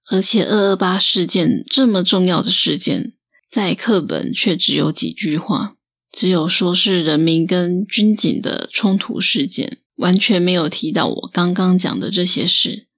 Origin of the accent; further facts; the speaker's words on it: Taiwan; 我们台湾人